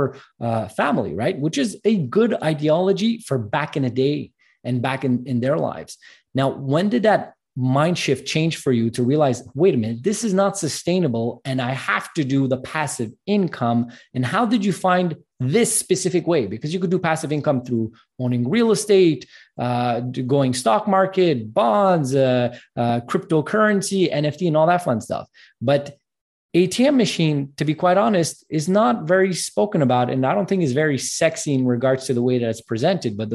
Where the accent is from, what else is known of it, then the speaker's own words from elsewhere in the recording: Canada; I'm Armenian background from Canada